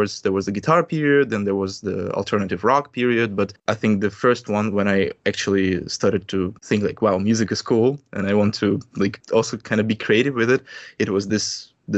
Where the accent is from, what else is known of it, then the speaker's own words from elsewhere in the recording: Russia; I'm a musician from Russia